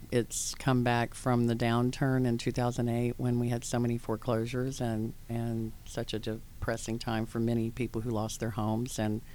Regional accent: Atlanta, Georgia, United States; Well, I was born and raised here in Atlanta, and so were my parents.

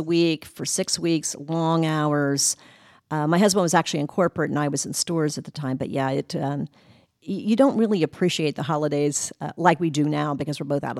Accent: Ohio, United States; also born or lived in West Virginia; So a lot of my time, I grew up in Ohio in the Midwest.

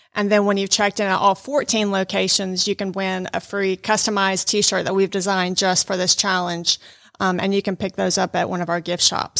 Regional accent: Fayetteville, Georgia, United States; moved away as an adult; now in Rome, United States; I actually grew up in metro Atlanta in Fayetteville, Georgia, south of Atlanta

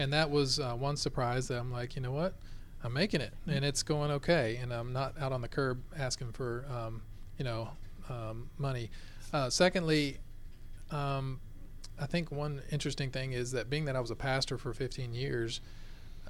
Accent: Lilburn, Georgia, United States; I grew up here in Lilburn, Georgia

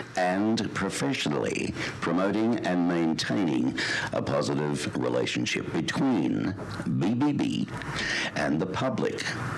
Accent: Australia; moved away as an adult; now in United States; obviously I'm from Australia, but I've lived in America now a considerable amount of time

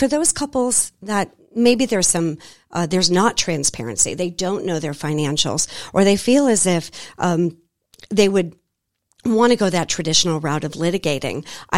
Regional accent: Boston, Massachusetts, United States; also born or lived in Belize; now in Atlanta, United States; I am originally born and raised in Boston, Massachusetts. I know I don't sound like it, but I promise I am. Not in love with snow, lived in Belize for 3 years, moved to Atlanta in 2019, and this is now our home.

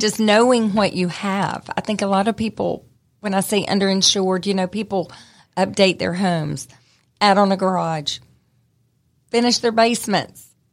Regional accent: Smyrna, Georgia, United States; I grew up in Smyrna, so I'm from Cobb County

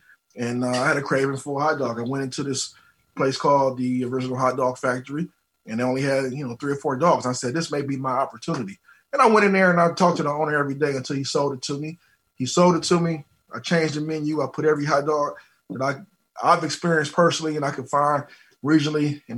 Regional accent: Detroit, Michigan, United States; So what happened was, you know, I'm from Detroit, and if anybody out there been to Detroit or understands Detroit food culture, they know that we love our Coney Island hot dogs, right?

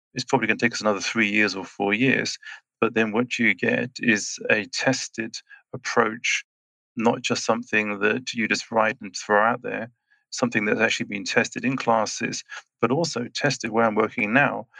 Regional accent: England, United Kingdom; moved away as an adult; also born or lived in Switzerland; now in Schwyz, Switzerland; I'm Swiss and British, so I was born in England and uh, then I grew up, spent the other 30 years in Switzerland.

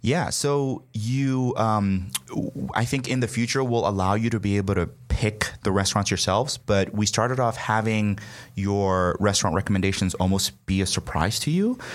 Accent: Nigeria; moved away as an adult; also born or lived in New York; now in United States; I'm from Nigeria originally, uh, came here for college

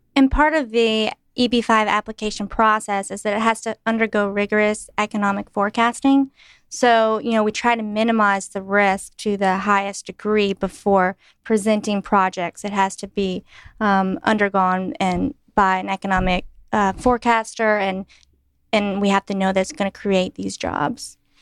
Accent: Clinton, North Carolina, United States; moved away as an adult; also born or lived in Sichuan, China; I'm from Clinton, North Carolina, a very small town

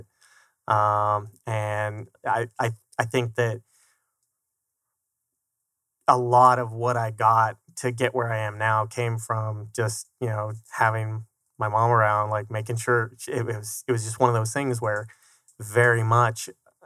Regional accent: Colorado Springs, Colorado, United States; moved away as an adult; now in Arizona, United States; I grew up in Colorado Springs

